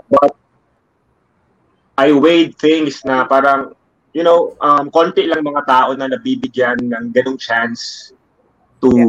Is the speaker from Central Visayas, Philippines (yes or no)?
yes; Cebu, Central Visayas, Philippines; moved away as an adult; now in Manila, Philippines; I grew up in Cebu.